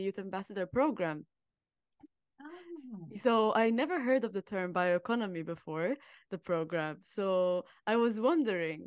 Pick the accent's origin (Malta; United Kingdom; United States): Malta; I'm from Malta